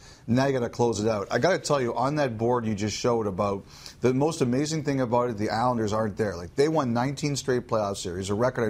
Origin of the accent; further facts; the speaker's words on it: Toronto, Ontario, Canada; I grew up in Toronto.